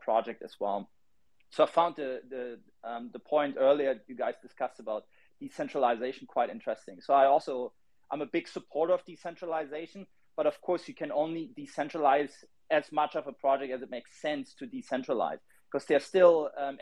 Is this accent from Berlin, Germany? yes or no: yes; Berlin, Germany; I'm from Berlin